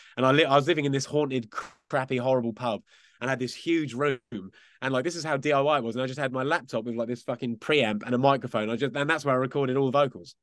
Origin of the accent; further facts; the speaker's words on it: Essex, East of England, United Kingdom; We were actually from out, just outside of London, in a place called Essex